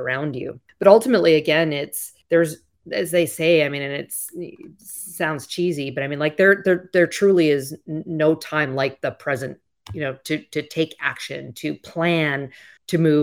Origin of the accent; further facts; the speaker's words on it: Canada; moved away; I'm originally from Canada